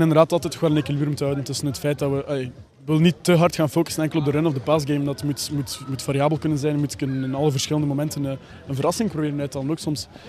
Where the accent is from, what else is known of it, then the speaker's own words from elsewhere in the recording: Aalter, Flanders, Belgium; accent: Ghent; moved away as an adult; now in Brussels, Belgium; ik ook van Oost-Vlaanderen afkomstig ben